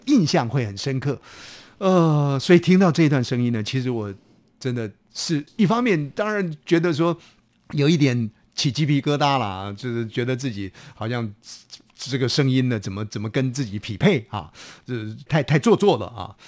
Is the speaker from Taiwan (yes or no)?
yes; Taiwan; 我们台湾话讲的说幼 key